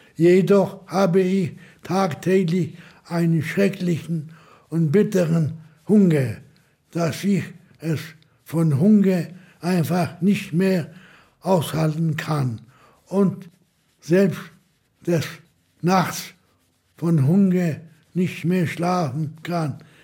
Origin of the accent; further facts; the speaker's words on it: Łódź, Łódź Voivodeship, Poland; Ich komme aus Lodz, geboren in Lodz, ging zur Schule in Lodz